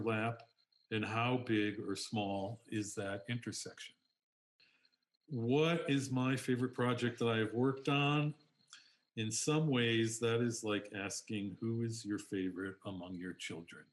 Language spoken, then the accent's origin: English; Chicago, Illinois, United States; I am from Chicago